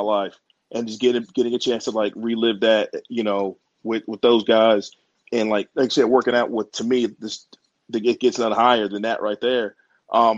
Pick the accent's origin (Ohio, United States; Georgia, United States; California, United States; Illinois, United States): Georgia, United States; Atlanta; moved away as an adult; also born or lived in Maryland; growing up in Atlanta